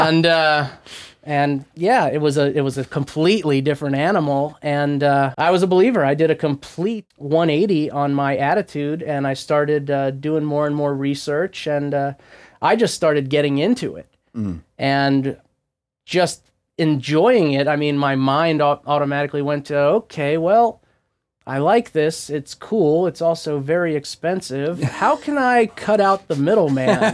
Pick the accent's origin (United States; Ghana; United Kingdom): United States; Southwest Florida; now in Oregon, United States; I grew up in Southwest Florida